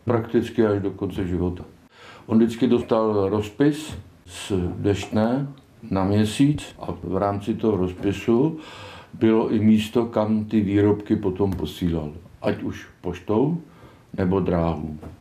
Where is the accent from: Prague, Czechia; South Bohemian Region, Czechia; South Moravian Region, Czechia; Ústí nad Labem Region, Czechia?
South Bohemian Region, Czechia; Kaplice; also born or lived in Malonty; jsem rodilý kapličák z Bělidla